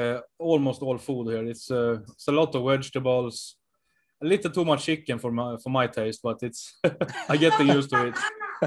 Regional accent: Sweden; moved away as an adult; now in El Salvador

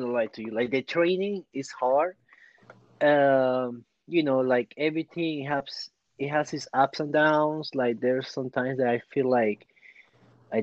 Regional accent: Peru; born or raised there; now in United States

